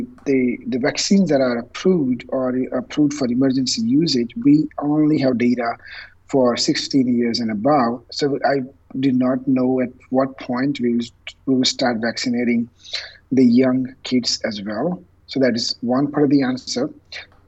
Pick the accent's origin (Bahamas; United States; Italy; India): India; moved away; I was born and raised in India, and my parents live there